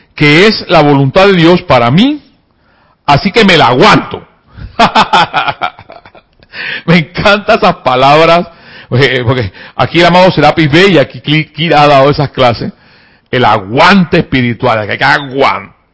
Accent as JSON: {"language": "Spanish", "country": "Panama", "said": "me dio dolor como panameño"}